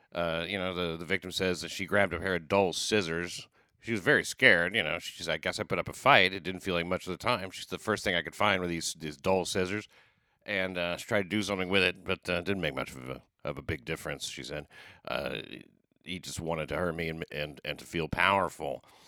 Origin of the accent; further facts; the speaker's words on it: the South, United States; I'm coming from the South, you don't, you're not used to this shit.